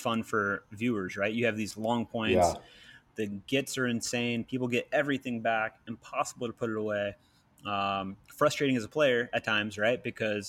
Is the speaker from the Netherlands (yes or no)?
no; Georgia outside of Atlanta, United States; growing up in Georgia outside of Atlanta